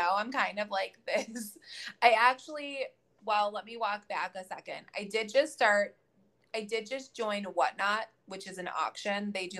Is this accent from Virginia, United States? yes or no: no; Rochester, New York, United States; moved away as an adult; now in Sarasota, United States; I'm down in Florida in the Sarasota area, but I'm from Western New York. I grew up in Rochester up until 3 years ago